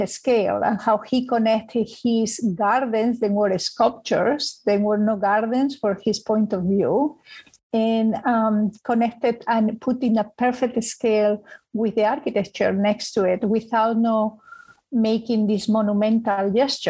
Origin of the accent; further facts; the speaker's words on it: Spain; now in New York, United States; I am originally from Spain